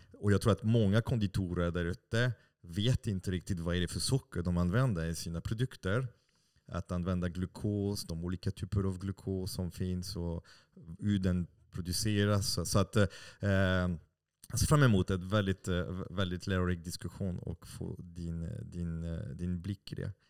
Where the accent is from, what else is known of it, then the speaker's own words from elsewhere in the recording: France; Swedish is a second language; moved away as an adult; now in Sweden; jag har bott i Sverige i snart 25 år. Mm. Uh, och uh, som fransman